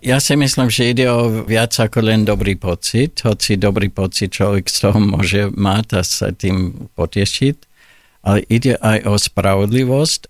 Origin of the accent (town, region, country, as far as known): Olds, Alberta, Canada; born or raised there; Slovak is a second language; moved away as an adult; now in Slovakia